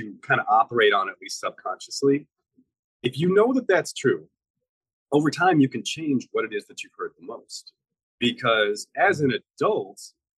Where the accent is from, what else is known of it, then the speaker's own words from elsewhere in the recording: Midwest, United States; In the Midwest, we call carbonated beverages like Coke and Mountain Dew, we call those pop.